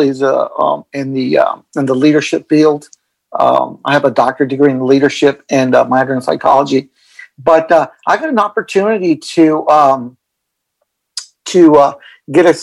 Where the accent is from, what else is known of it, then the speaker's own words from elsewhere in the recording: El Paso, Texas, United States; moved away as an adult; I'm originally from El Paso, Texas. Mm-hmm. I grew up in El Paso, Texas, graduated from high school, then joined the Marine Corps